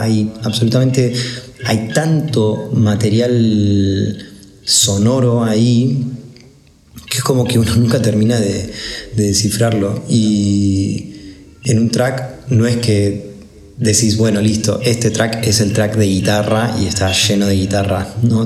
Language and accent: Spanish; Buenos Aires, Argentina; soy un músico de Buenos Aires